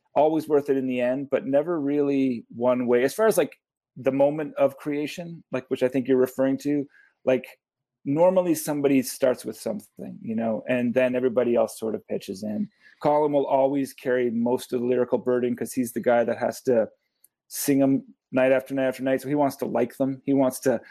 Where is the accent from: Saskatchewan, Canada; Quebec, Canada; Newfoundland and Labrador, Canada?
Newfoundland and Labrador, Canada; St. John's; also born or lived in Nova Scotia; now in Hamilton, Canada; born in Nova Scotia. I grew up in St. John's, and now I live in Hamilton